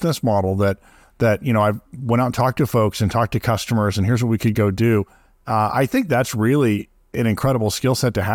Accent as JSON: {"language": "English", "region": "Midwest", "country": "United States", "tie": "born or raised there", "said": "I grew up in the Midwest"}